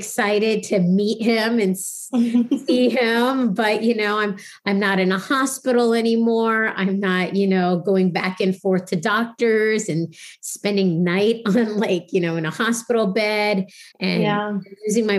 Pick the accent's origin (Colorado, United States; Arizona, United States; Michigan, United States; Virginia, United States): Virginia, United States; now in New York City, United States; I grew up in Virginia